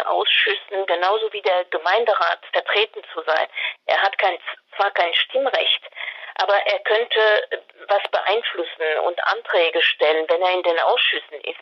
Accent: France; German is a second language; now in Freiburg, Germany; Ich bin Französin

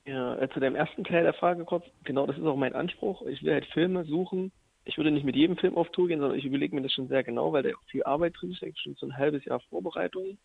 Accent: Jena, Thuringia, Germany; aus Jena, aus, aus meiner Heimatstadt

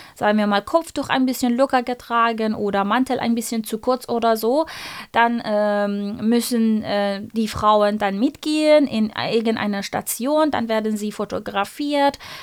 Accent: Iran; German is a second language; now in Freiburg, Germany; stamme ich aus dem Iran, meine ganze Familie, meine ganze Verwandtschaft und Freunde leben dort

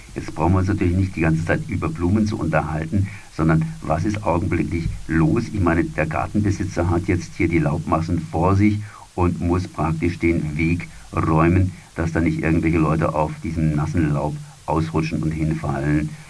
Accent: Freiburg, Baden-Württemberg, Germany; bei uns in Freiburg

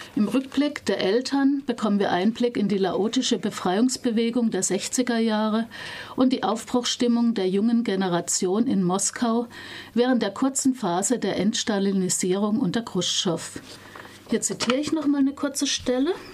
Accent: West Germany, Germany; für mich als Wessi

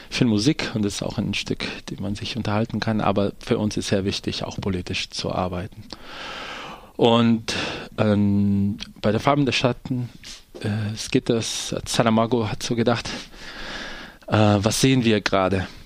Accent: Brazil; German is a second language; moved away as an adult; also born or lived in Denmark; now in Germany; also ich bin Brasilianer und ich bin nach Deutschland gekommen. Erstmal war ich in einer Theatergruppe in Dänemark, wo ich viel auf Reise war.

